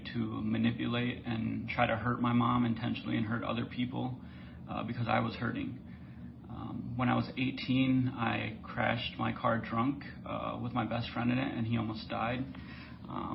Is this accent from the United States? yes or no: yes; St. Paul, Minnesota, United States; moved away as an adult; now in California, United States; I was born and raised in St. Paul, Minnesota